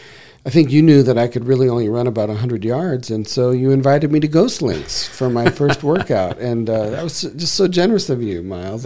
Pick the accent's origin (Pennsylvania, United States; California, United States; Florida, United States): California, United States; Granite Bay; And I'm originally from this area. I'm from the Granite Bay area. Left in 87 and moved back up here.